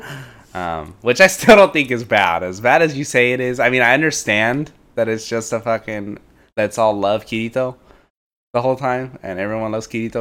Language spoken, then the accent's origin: English; United States; growing up as an American